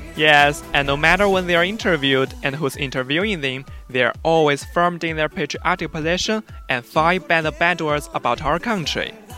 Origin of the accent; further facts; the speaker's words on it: Chengdu, Sichuan, China; I'm from Chengdu